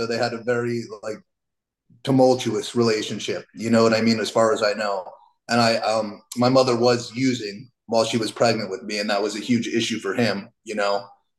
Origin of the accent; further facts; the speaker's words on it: Miami, Florida, United States; I was born in South Florida in Miami.